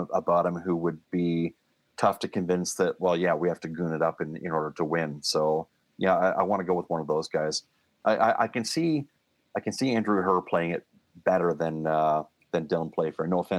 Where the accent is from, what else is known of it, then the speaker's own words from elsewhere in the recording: Winnipeg, Manitoba, Canada; And I grew up in Winnipeg, so definitely a Canadian content requirement fulfilled there.